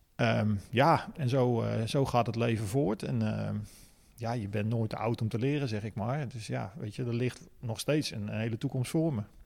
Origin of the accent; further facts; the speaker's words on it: De Meern, Utrecht, Netherlands; geboren in De Meren, vlakbij Utrecht.